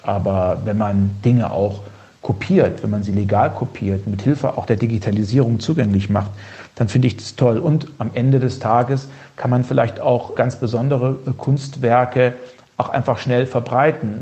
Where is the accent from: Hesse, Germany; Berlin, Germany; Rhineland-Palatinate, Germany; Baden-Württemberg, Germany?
Hesse, Germany; Heringen; Meine Heimatstadt in Heringen